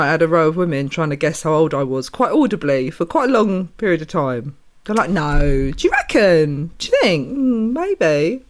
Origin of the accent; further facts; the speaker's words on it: Essex, East of England, United Kingdom; I grew up about 45 minutes away, which was out in the countryside, Essex.